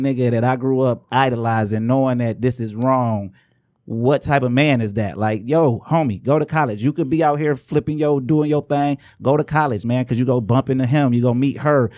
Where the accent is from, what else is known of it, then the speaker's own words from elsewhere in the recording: Inkster, Michigan, United States; I'm from Angster